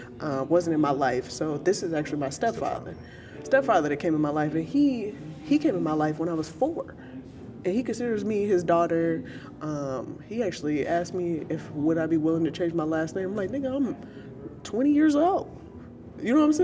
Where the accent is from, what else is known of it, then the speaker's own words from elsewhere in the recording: Chicago, Illinois, United States; I'm originally from Chicago